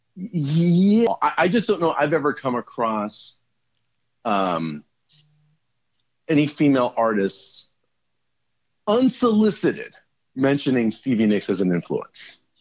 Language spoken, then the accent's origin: English; United States; being an American